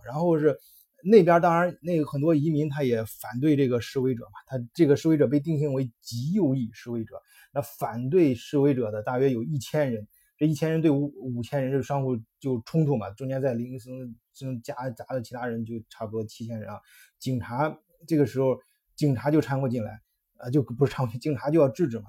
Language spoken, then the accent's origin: Chinese; China; 我们中国人